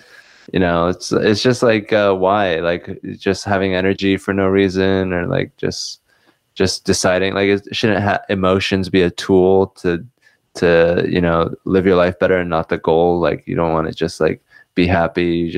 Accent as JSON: {"language": "English", "town": "Seattle", "region": "Washington", "country": "United States", "tie": "born or raised there", "also_born_or_lived": "New Jersey", "said": "high school in Seattle. And then before that, I moved to Seattle at the age of 7 from New Jersey. And I was born in New Jersey."}